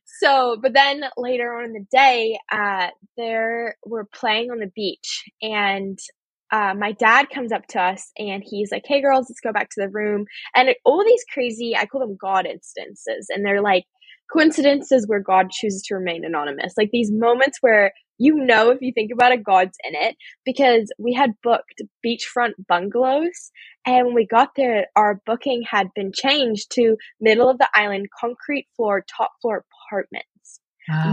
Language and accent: English; New Zealand; I grew up in New Zealand on a farm.